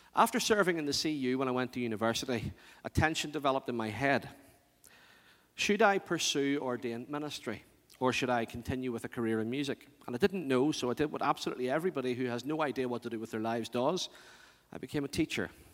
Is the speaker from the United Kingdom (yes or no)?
yes; Northern Ireland, United Kingdom; organists in the churches I grew up